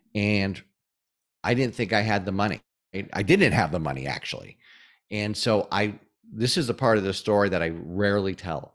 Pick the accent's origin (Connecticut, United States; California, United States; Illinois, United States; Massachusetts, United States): Massachusetts, United States; Springfield; moved away as an adult; also born or lived in Atlanta; my hometown of Springfield, Massachusetts